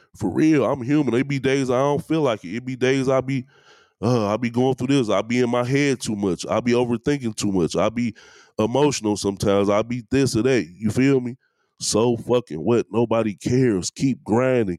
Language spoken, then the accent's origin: English; Detroit, Michigan, United States; I'm from East Warren, man. I went to Southeastern High School.